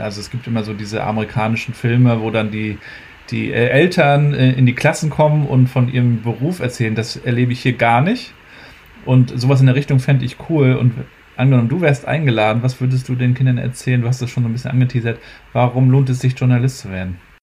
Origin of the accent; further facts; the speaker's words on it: Mecklenburg-Vorpommern, Germany; meiner Heimat Mecklenburg-Vorpommern